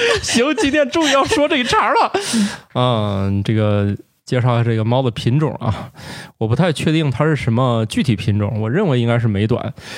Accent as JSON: {"language": "Chinese", "region": "Northeast China", "country": "China", "tie": "born or raised there", "said": "我的老家东北"}